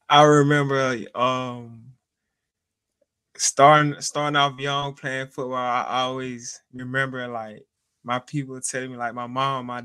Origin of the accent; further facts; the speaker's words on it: Montgomery, Alabama, United States; in Alabama. Yes, sir.